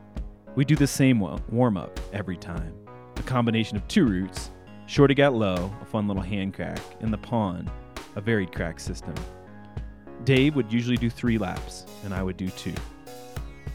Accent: Illinois, United States; As a kid growing up in Illinois in the 1990s

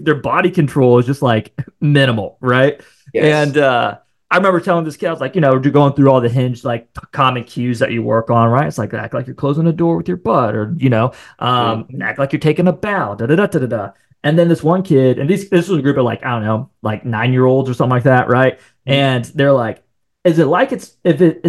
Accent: Marion, Ohio, United States; moved away; I'm actually from Ohio. So then, I'm from the Columbus area, like this small town just north of Columbus called Marion, Ohio is where I'm from

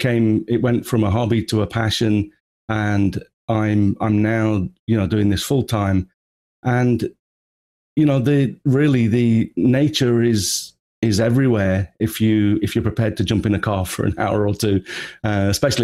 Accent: England, United Kingdom; moved away as an adult; also born or lived in Japan; now in Tokyo, Japan; as you can probably tell from the accent, I'm originally from England. Moved to Japan 25 years ago now

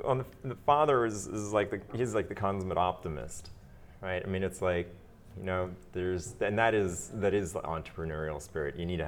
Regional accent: Germany; also born or lived in Belgium; now in United States; my parents are Austrian, but I was born in the United States and then grew up in Belgium and in Germany. And when I arrived in Belgium, I was the American. When I arrived in Germany, I was the Belgian, right?

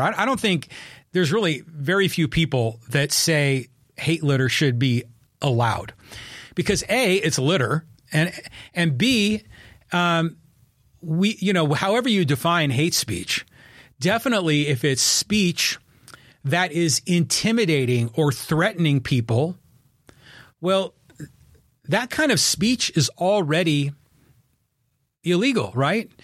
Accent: Poway, California, United States; my hometown of Poway and my community here in North County Inland

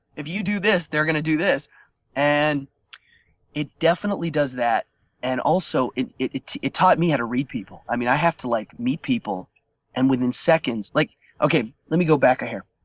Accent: Altoona, Pennsylvania, United States; Altoona, Pennsylvania, my hometown

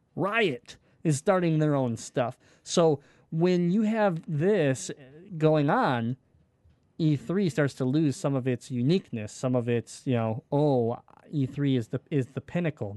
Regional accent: Detroit, Michigan, United States; we're from Michigan. We're from Detroit

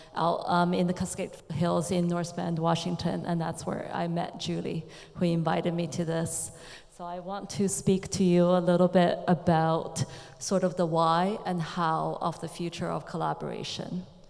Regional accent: China; I come from China.

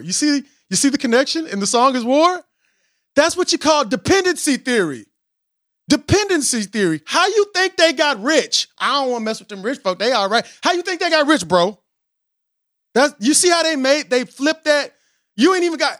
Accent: Austin, Texas, United States; I'm from Austin

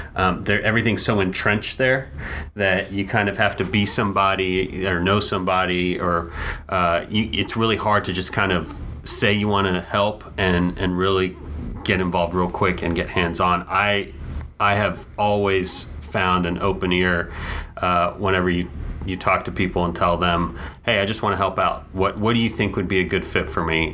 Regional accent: Dallas, Texas, United States; growing up in Dallas and having gone to Fair Park every year as a kid

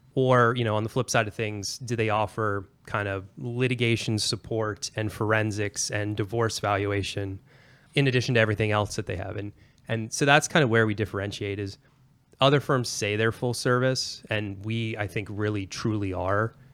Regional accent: Pennsylvania, United States; moved away; I'm originally an East Coaster. I'm from Pennsylvania, born and raised

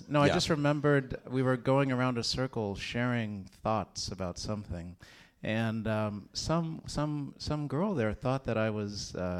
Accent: Texas, United States; I grew up in Texas.

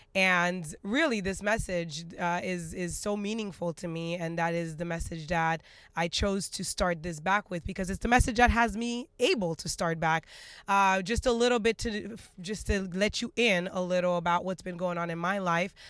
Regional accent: Haiti; moved away; I'm, I'm originally from Haiti, so I'm a very traditional Caribbean

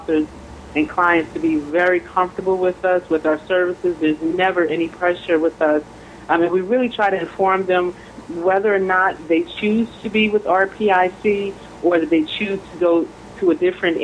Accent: Philadelphia, Pennsylvania, United States; moved away as an adult; now in South Jersey, United States; I'm originally from Philadelphia, PA. I've been in the South Jersey area for about 13 years

